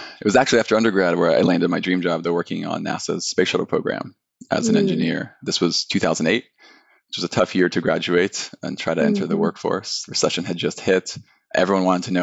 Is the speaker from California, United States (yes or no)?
yes; just north of Los Angeles, Southern California, United States; I grew up in Southern California, just north of Los Angeles